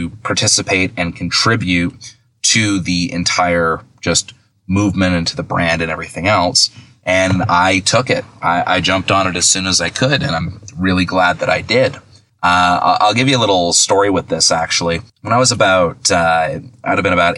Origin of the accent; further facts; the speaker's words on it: Milton, Ontario, Canada; accent: Canadian; I'm Canadian. If you can't tell, I'll say a boot instead of about